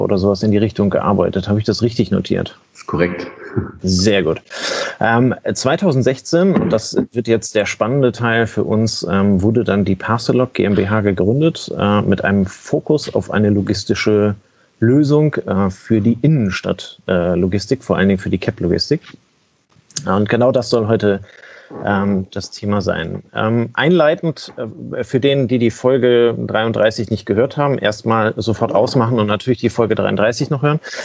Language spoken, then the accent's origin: German; Kiel, Schleswig-Holstein, Germany; ich bin Kieler